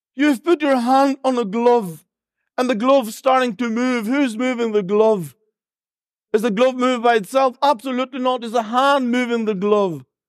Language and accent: English; Albania; accent: a bit of Northern Irish accent; English is a second language; moved away; also born or lived in Northern Ireland; I was born and raised there